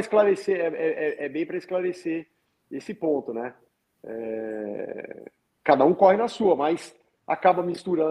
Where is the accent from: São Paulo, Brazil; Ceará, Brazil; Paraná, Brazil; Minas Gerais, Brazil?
Minas Gerais, Brazil; Eu sou mineiro